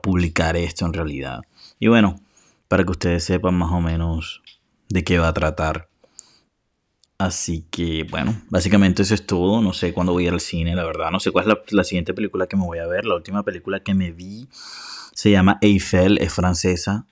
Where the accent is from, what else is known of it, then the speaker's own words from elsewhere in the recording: Colombia; soy de Colombia, por cierto, que hablo demasiado rápido